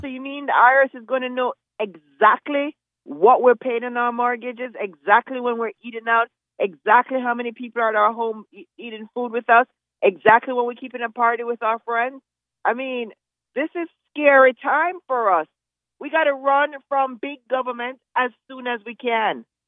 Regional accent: Jamaica; now in United States; I grew up in Jamaica

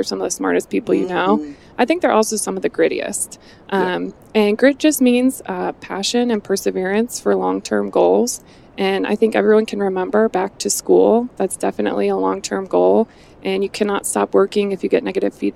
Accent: Cleveland, Ohio, United States; also born or lived in Pittsburgh; now in Columbus, United States; I live in Columbus, Ohio. I'm originally from Cleveland

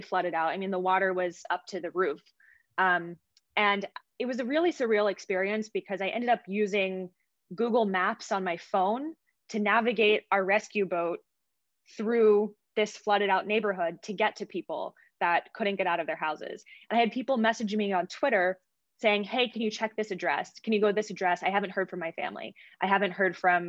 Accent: Pensacola, Florida, United States; moved away as an adult; now in Boston, United States; I'm from Pensacola, Florida originally

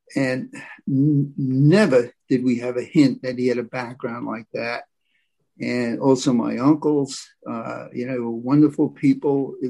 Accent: New Rochelle, New York, United States; I was brought up in the West, okay, up the West, West New Rochelle, New York, 45 minutes from Broadway

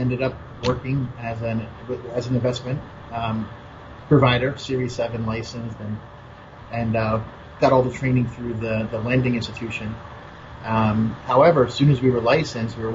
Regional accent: Easton, Pennsylvania, United States; also born or lived in South Philadelphia, Pennsylvania; now in Miami, United States; I was born in Easton, Pennsylvania. It's about 45 minutes north of Philadelphia, Allentown, Bethlehem, Easton area.

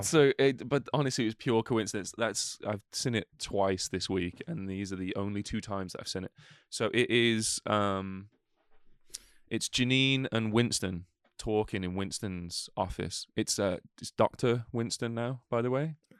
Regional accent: United Kingdom; we're British as well.

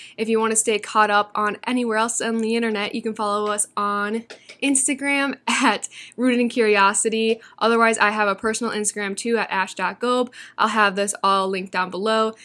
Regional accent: Iowa, United States; moved away as an adult; now in Arizona, United States; I'm originally from Iowa, but I moved to Arizona December of twenty twenty-one.

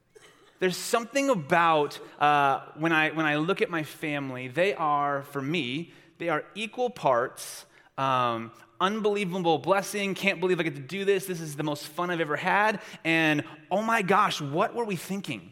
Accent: Long Beach, California, United States; I am from Long Beach, California

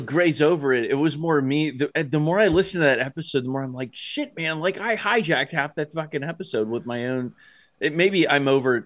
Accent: Columbus, Ohio, United States; born and raised here in Columbus, Ohio.

